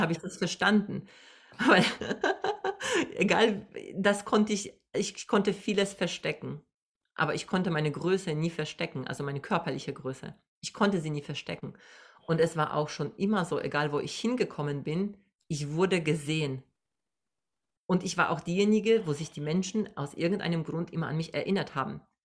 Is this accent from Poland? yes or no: yes; Poland; now in Germany; ich komme aus Polen, ich bin Migrantin